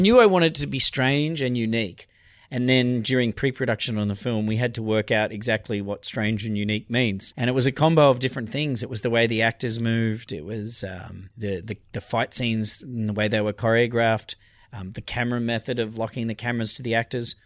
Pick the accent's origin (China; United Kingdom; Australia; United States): Australia; I'm Australian